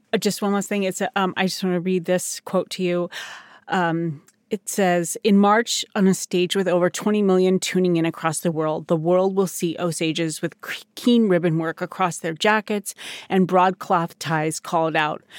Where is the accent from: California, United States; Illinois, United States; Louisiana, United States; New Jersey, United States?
California, United States; Turtle Creek; I come from the village of Turtle Creek in California